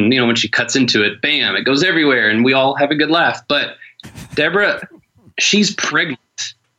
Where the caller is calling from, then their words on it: Detroit, Michigan, United States; I am calling you from South Detroit.